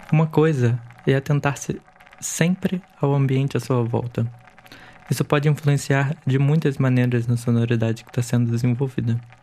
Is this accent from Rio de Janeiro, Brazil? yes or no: yes; Niterói, Rio de Janeiro, Brazil; Eu nasci em Niterói, no Rio de Janeiro